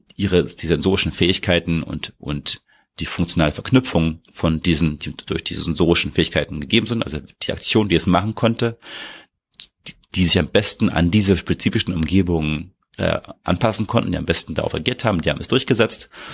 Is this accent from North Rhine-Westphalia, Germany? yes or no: no; Berlin, Germany; ich bin ja aus, in Berlin geboren aufgewachsen